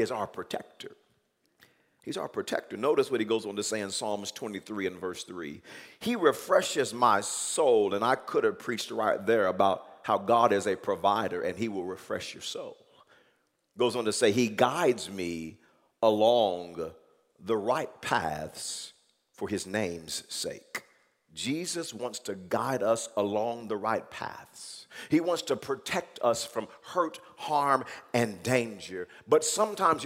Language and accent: English; Wewoka, Oklahoma, United States; growing up in Wewoka